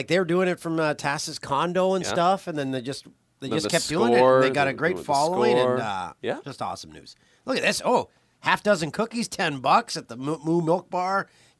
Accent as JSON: {"language": "English", "town": "Peterborough", "region": "Ontario", "country": "Canada", "tie": "born or raised there", "said": "the bar in my hometown of Peterborough, Ontario"}